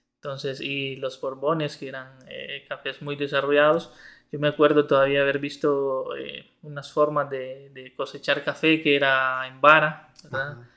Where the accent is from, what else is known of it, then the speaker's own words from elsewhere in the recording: Mercedes, Ocotepeque, Honduras; moved away; also born or lived in Santa Rosa de Copán; yo soy originario de Mercedes Ocotepeque, una comunidad del occidente de Honduras.